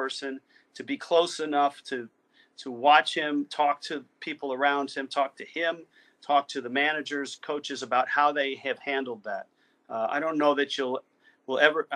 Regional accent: Bay Area, California, United States; when I was a kid growing up in the Bay Area

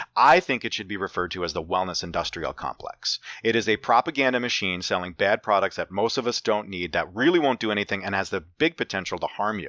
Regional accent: Saugerties, New York, United States; our hometown of Saugerties, New York

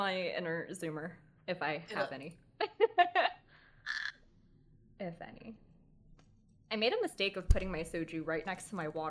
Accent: United States; my family was from the Philippines, and mm-hmm. I was the only one in my family who was born in America.

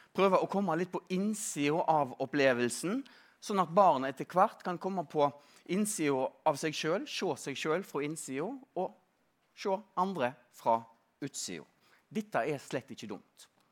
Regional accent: Stord, Vestland, Norway; now in Oslo, Norway; På Vestlandet, på Stord, der jeg, der jeg kommer fra, Eh, nærmere bestemt på 70- og 80-tallet

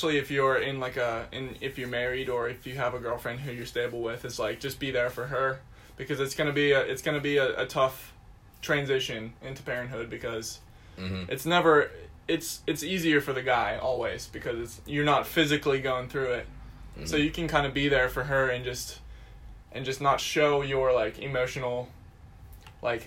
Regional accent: Bedford, Pennsylvania, United States; moved away as an adult; now in Indiana, Pennsylvania, United States; I'm originally from Bedford, Pennsylvania, which is an even smaller town than Indiana. I went to a high school

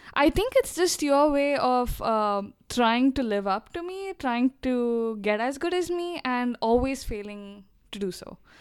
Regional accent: Dubai, United Arab Emirates; we grew up in Dubai

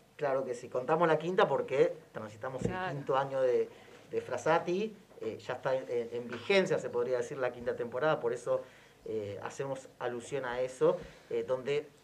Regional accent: Argentina; como argentinos

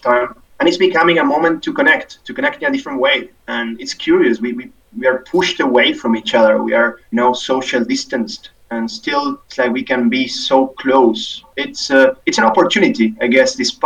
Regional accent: Argentina; moved away as an adult; also born or lived in Dubai, United Arab Emirates; now in Singapore; past 10 years away from my home country, Argentina

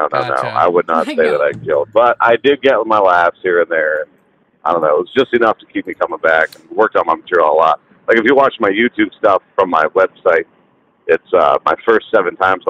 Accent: Champion, Ohio, United States; Small town, Northeast Ohio. If you've ever heard of Youngstown, it's probably 25 miles north of Youngstown.

